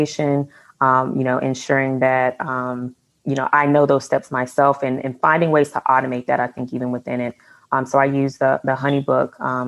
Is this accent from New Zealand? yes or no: no; Atlanta, Georgia, United States; also born or lived in Cleveland; Yeah, so I'm originally born and raised in Atlanta, Georgia. And then about 3 years ago, moved to Cleveland for work.